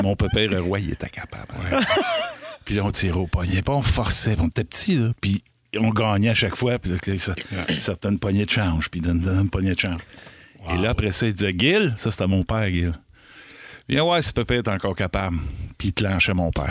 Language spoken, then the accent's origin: French; Rigaud, Quebec, Canada; chez nous à Rigaud